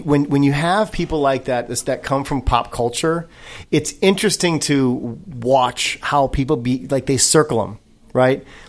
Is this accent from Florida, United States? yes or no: no; Racine, Wisconsin, United States; now in Los Angeles, United States; I grew up in Racine, Wisconsin.